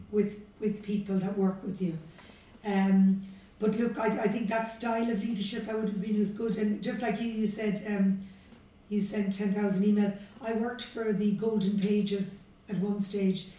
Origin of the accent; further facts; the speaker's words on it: Cork, Munster, Ireland; I grew up in Beaumont Drive in Blackrock, which is in in the city.